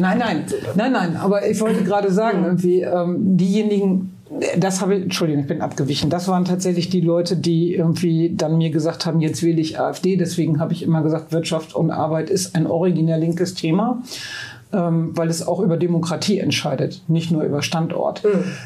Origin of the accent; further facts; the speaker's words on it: Münster, North Rhine-Westphalia, Germany; moved away as an adult; now in Bremen, Germany; ich bin in Münster geboren. Meine mhm. Familie kommt aber aus Bremen